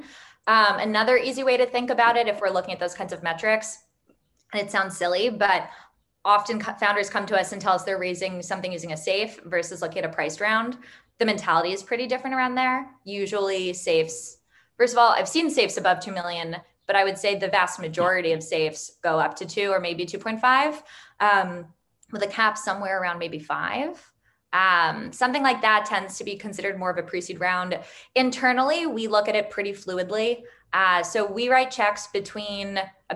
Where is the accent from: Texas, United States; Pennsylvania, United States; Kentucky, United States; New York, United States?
New York, United States; moved away as an adult; now in Tel Aviv, Israel; I'm originally from New York